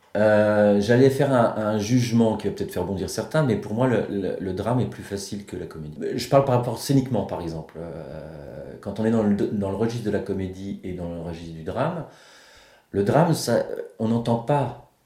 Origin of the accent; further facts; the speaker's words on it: Saint-Malo, Brittany, France; je suis de Saint-Malo, moi.